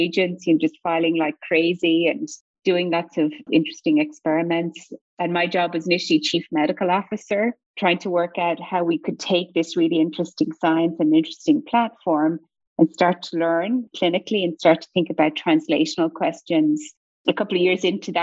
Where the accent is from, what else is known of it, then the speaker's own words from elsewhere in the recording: Ireland; accent: Irish lilt; moved away as an adult; now in United States; I'm sure your listeners can hear the Irish lilt in my accent. I'm originally from Ireland